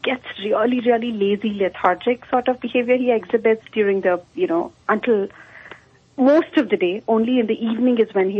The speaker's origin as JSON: {"language": "English", "country": "India", "moved": "yes", "lives_now": "Mesa, United States", "said": "I'm from India."}